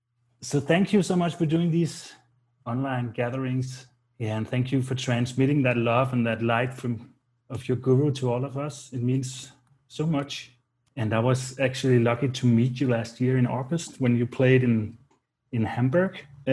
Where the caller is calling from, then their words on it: Copenhagen, Capital Region of Denmark, Denmark; English is a second language; I'm joining you from Copenhagen in Denmark.